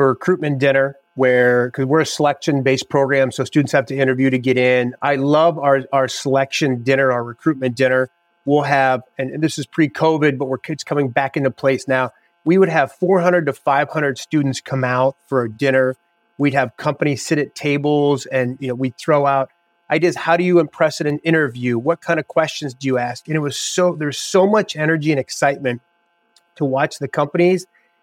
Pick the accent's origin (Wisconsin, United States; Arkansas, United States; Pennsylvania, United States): Pennsylvania, United States; Oil City; moved away as an adult; also born or lived in Villanova, Pennsylvania / Connecticut / Kent State, Ohio / Clemson, South Carolina; now in Athens, Ohio, United States; I'm from Western PA. And my big goal was I didn't want to move back to Oil City